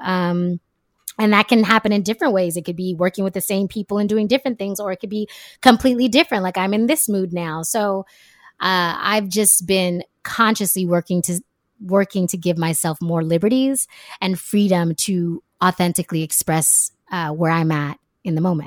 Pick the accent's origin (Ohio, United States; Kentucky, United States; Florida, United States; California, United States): California, United States; moved away as an adult; also born or lived in France / Jamaica; now in Brooklyn, United States; born and raised in California